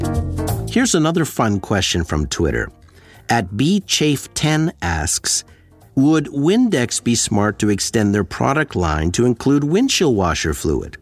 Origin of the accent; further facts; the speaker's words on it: Sudbury, Ontario, Canada; my hometown of Sudbury, Ontario